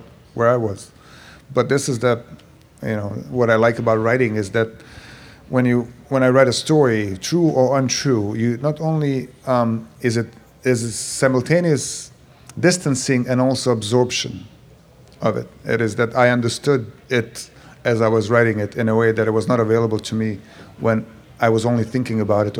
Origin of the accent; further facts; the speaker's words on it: Bosnia & Herzegovina; moved away; I'm from Bosnia